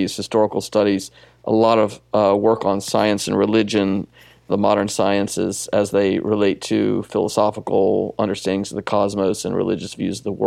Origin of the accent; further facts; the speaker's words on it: Southeast Georgia, United States; I grew up in Southeast Georgia, not that far away from Milledgeville